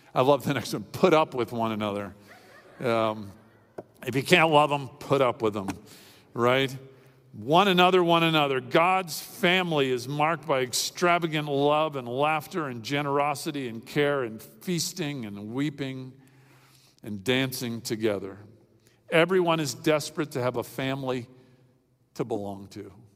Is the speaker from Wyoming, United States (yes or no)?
no; Miami, Florida, United States; When I was a kid growing up in Miami